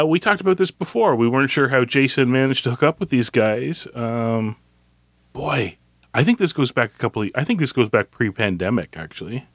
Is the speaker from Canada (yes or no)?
yes; Canada; I'm Canadian